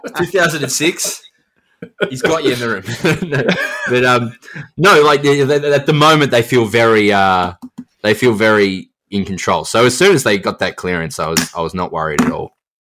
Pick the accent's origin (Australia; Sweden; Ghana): Australia; Adelaide, South Australia; I grew up in Adelaide